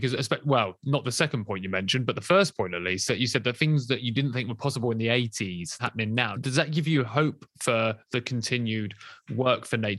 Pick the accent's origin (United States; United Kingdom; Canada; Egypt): United Kingdom; London; as a Londoner